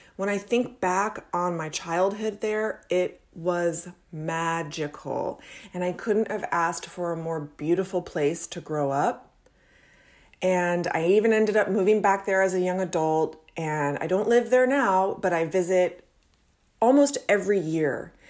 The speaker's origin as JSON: {"language": "English", "town": "Anna Maria Island", "region": "Florida", "country": "United States", "tie": "born or raised there", "moved": "yes", "said": "I grew up on Anna Maria Island in the seventies and eighties"}